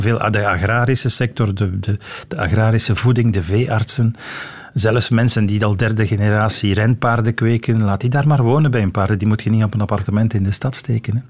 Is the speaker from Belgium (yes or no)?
yes; Antwerp, Flanders, Belgium; also born or lived in Leuven; now in Brussels, Belgium; Ik ben geboren in Antwerpen in een gewoon rijhuis in de stad